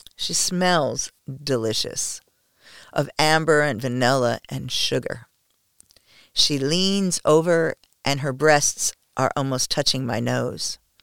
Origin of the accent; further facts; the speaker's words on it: United States; I am the only American